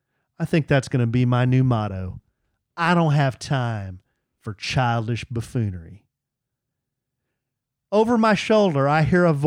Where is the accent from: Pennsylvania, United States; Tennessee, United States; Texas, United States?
Texas, United States; Wichita Falls; also born or lived in Illinois / Georgia / California; So from the time I was a fetus mm-hmm. in Illinois mm-hmm. to growing up in Georgia, California, North Texas, going to grade school in Wichita Falls, high school in Burke Burnett.